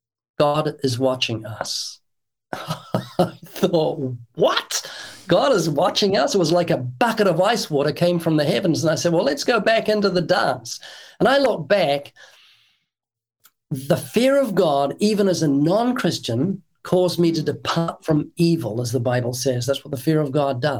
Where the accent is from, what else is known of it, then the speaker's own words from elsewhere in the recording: New Zealand; moved away as an adult; now in United States; I'm from New Zealand, and when I was brought up in New Zealand